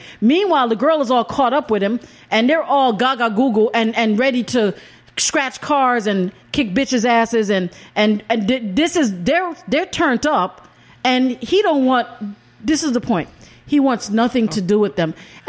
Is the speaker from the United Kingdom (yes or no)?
no; Jamaica; I'm from Jamaica.